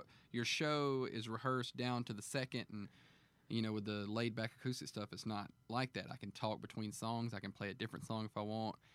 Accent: Alabama, United States; moved away; also born or lived in Montgomery; my home state in Alabama

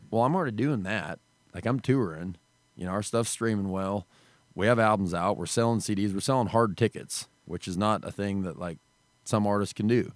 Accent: Wyoming, United States; we grew up in Wyoming. There's no music scene

